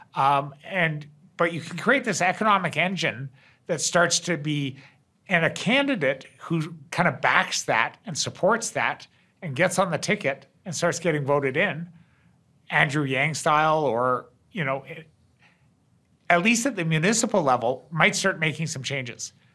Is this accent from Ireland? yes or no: no; Canada; I'm I'm a Canadian